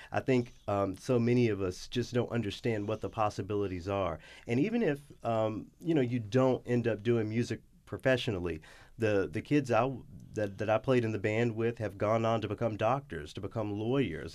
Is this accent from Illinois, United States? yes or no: no; Memphis, Tennessee, United States; moved away as an adult; also born or lived in Los Angeles, California / Detroit, Michigan / Knoxville, Tennessee; I went to the University of Memphis, where, you know, in my hometown